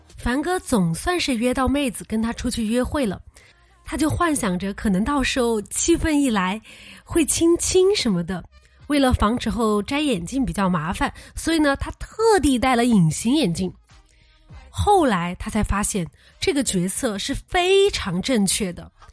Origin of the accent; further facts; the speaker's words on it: China; 我们中国人